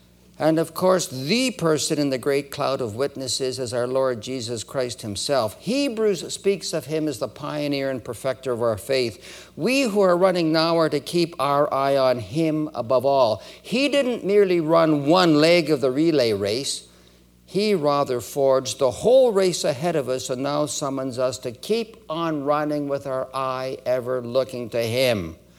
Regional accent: Edmonton, Alberta, Canada; born there; also born or lived in Winnipeg / Toronto; My family left Winnipeg in 1950. Many of you are aware that I was born in Edmonton. We moved to Winnipeg in 1949.

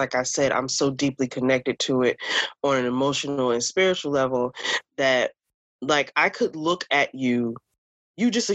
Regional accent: Newark, New Jersey, United States; I'm from Newark

